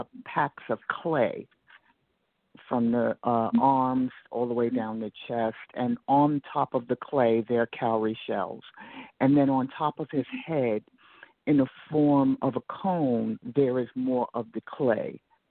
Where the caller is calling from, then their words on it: Atlanta, Georgia, United States; Atlanta, Georgia.